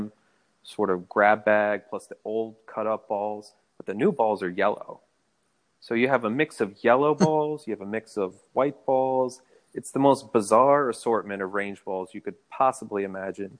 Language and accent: English; Chesapeake, Virginia, United States; moved away as an adult; also born or lived in Houston, Texas / Williamsburg, Virginia / Manhattan, New York; now in Washington, D.C., United States; I grew up in Chesapeake, Virginia, lived in Houston very briefly, went to school in Williamsburg, Virginia. Then I lived in Manhattan for, 7 years